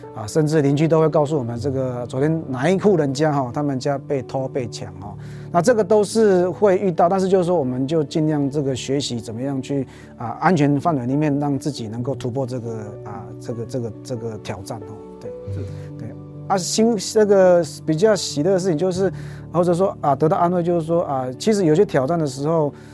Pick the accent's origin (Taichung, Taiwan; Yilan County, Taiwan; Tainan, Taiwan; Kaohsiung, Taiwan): Taichung, Taiwan; moved away as an adult; also born or lived in Taipei / Fengshan / Sumatra, Indonesia / Singapore; 我是台中人，然后到台北读神学，然后去南部牧养